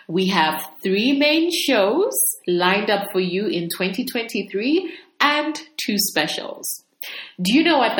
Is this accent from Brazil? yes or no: no; Zambia; moved away; also born or lived in United Kingdom / United States; So I'm from Zambia, and I left Zambia to do studies for about 7 years, you know, when I was young. I lived in the UK and the US, and then I came back to Zambia.